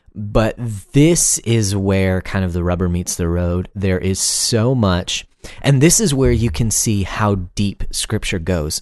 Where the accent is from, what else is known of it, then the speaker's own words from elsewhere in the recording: United States; first language English; we as English-speaking Americans